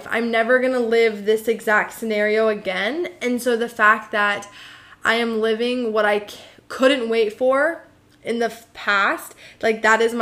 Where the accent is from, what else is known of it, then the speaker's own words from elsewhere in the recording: United States; I'm an American